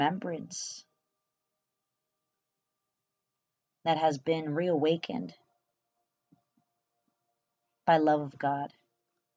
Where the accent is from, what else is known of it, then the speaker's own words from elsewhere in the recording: California, United States; English is a second language; they moved back to California. I was born on November 24th, 1988